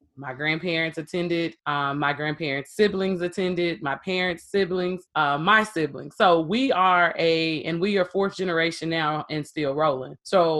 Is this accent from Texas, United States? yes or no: yes; Texas, United States; I'm from Texas.